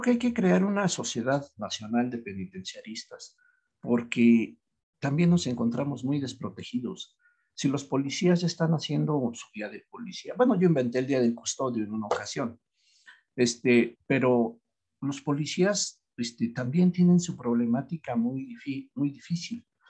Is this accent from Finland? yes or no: no; Mexico; yo soy mexicano y soy patriota